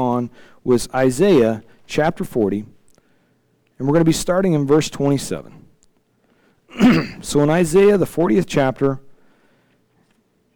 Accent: Illinois, United States; I'm from Illinois

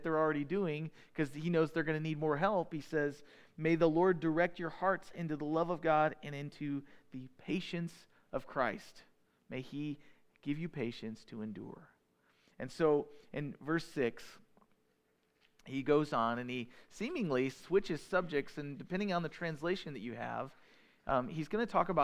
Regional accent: United States; We're the American people. We're in the United States

